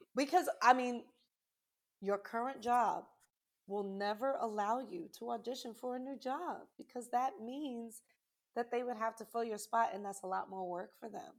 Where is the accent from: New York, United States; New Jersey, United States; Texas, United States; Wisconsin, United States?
New York, United States; New York City; being from New York, I'm originally from Brooklyn, New York